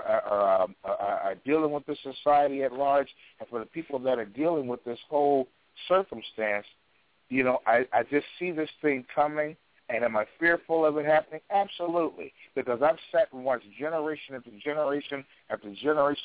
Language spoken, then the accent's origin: English; Chicago, Illinois, United States; my hometown of Chicago